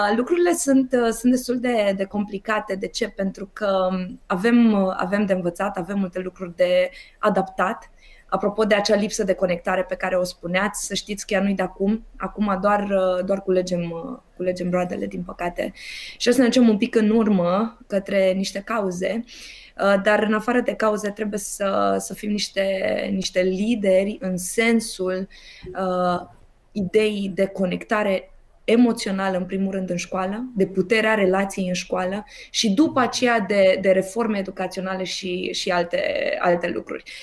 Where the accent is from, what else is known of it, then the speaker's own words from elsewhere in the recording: Romania; sunt tare mândră că sunt româncă